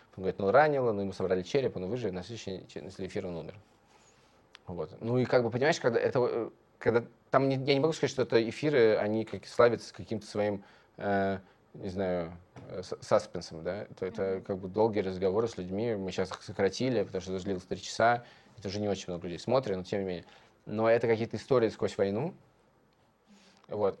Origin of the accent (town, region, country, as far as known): Moscow, Russia; born or raised there